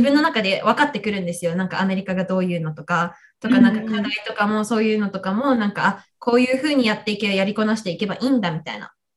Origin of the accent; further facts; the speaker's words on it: Kumamoto, Japan; moved away as an adult; also born or lived in United States; 熊本生まれ育ちで、で、高校までずっと熊本いたんですけど